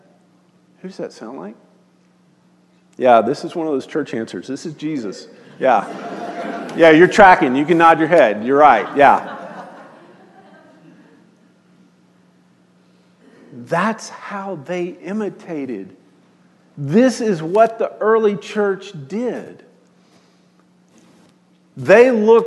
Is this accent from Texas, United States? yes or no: yes; Austin, Texas, United States; now in Northwest Arkansas, United States; I grew up in Austin during the boom years of Austin